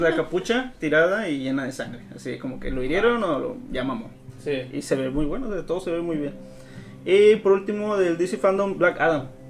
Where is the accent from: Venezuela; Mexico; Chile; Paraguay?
Mexico; somos mexicanos